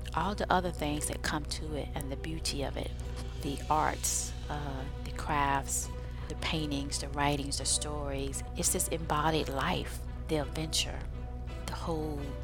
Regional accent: United States; being African American

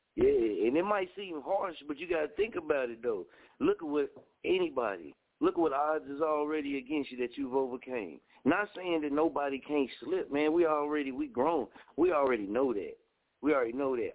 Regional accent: Oklahoma, United States; I was raised in Scoville, Oklahoma

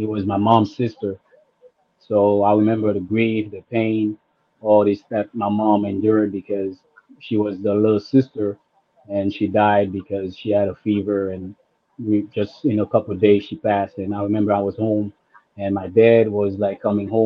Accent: Haiti; I grew up in Haiti

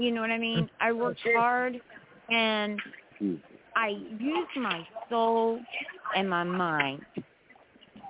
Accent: West Virginia, United States; I really am a West Virginia girl

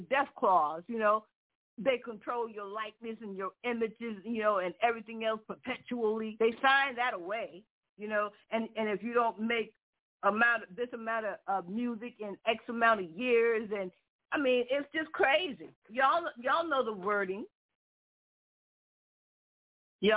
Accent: New York, United States; moved away as an adult; also born or lived in Manhattan; now in Connecticut, United States; I came from New York. I grew up in New York

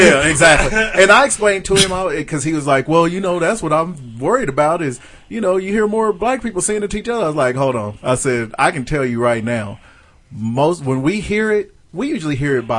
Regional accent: Canada; I'm from Canada.

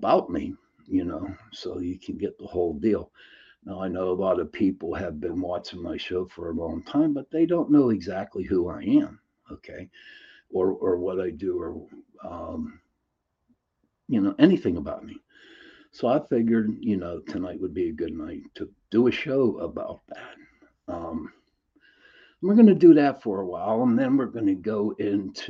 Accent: Pittsburgh, Pennsylvania, United States; I'm from Pittsburgh, Pennsylvania

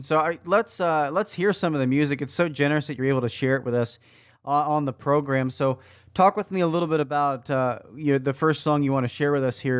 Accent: Philadelphia, Pennsylvania, United States; And I grew up in Philadelphia … It's a great place to be from.

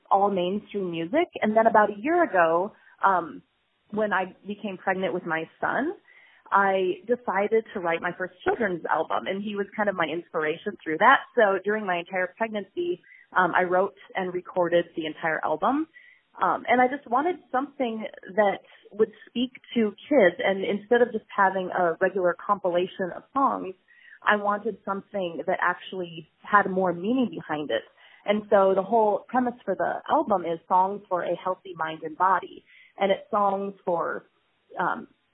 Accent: Minnesota, United States; moved away; also born or lived in Arizona; I grew up in Minnesota

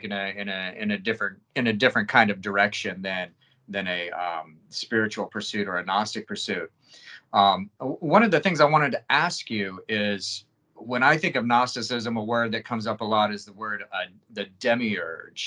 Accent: United States; I'm American

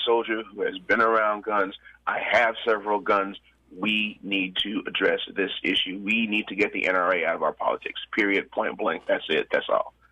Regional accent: Little Rock, Arkansas, United States; I'm from Little Rock.

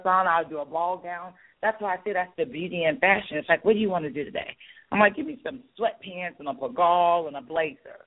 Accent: St. Petersburg, Florida, United States; moved away as an adult; now in Atlanta, United States; grew up with me from St. Pete

